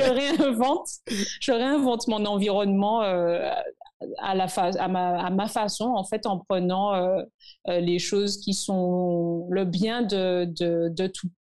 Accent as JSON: {"language": "French", "country": "Martinique", "tie": "born or raised there", "moved": "yes", "lives_now": "Saint Lucia", "said": "quand moi, je suis ici et d'autres, d'autres euh, Martiniquais aussi qui sont ici"}